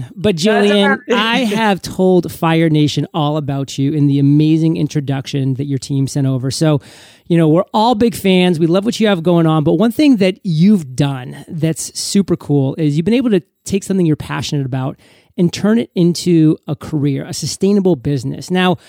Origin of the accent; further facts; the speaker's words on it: Maine, United States; now in Puerto Rico; So I know that you know I'm from Puerto Rico, or I live in Puerto Rico now, but I'm from Maine originally.